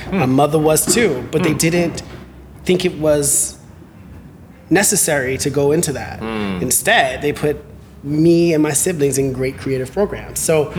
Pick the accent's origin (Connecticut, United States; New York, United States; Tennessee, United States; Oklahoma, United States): New York, United States; Bronx; Because I'm, I'm from the Bronx. That's not normal. Bronx, Harlem, a town guy. So, and I'm a person of color.